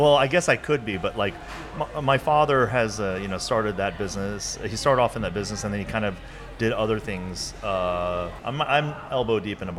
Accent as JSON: {"language": "English", "town": "Irondale", "region": "Alabama", "country": "United States", "tie": "born or raised there", "moved": "yes", "lives_now": "Seoul, South Korea", "said": "I grew up in in Irondale."}